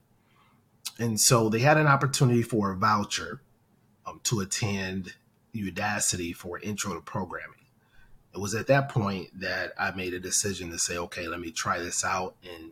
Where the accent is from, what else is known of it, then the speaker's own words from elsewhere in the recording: Detroit, Michigan, United States; I'm originally from Detroit, Michigan. I attended the best high school in America, Castec High School